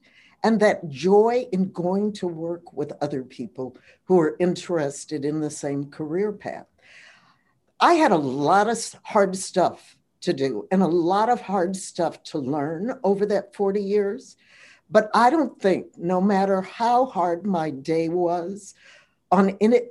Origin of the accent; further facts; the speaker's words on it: Los Angeles, California, United States; growing up in Los Angeles, I spent my summers at the Hollywood Bowl